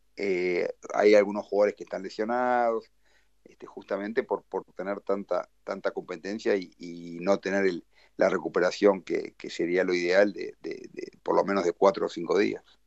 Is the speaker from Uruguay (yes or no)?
yes; Uruguay; moved away as an adult; also born or lived in Brazil; now in Porto Alegre, Brazil; el estar cerca de Uruguay eh, está bien, me, ayuda mucho a nivel familiar